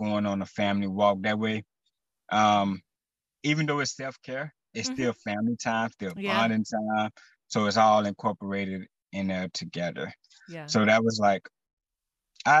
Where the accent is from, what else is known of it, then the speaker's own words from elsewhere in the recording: Texas, United States; I am from Texas